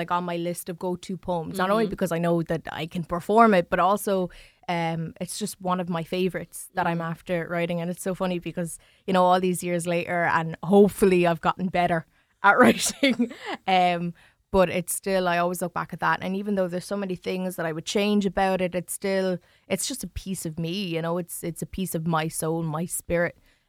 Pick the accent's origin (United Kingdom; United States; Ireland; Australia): Ireland; New Ross, County Wexford; Like, I grew up in New Ross and I grew up with white family and I love them all to pieces, you know.